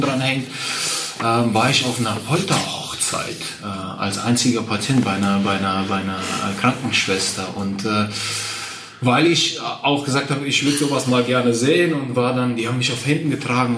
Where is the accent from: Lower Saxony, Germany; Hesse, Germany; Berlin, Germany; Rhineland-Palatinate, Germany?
Rhineland-Palatinate, Germany; Westerwald; also born or lived in Kazakhstan / Borken; wenn ich meine Kindheit äh, im Westerwald Revue passieren lasse und meine Kindheit in Kasachstan passieren lasse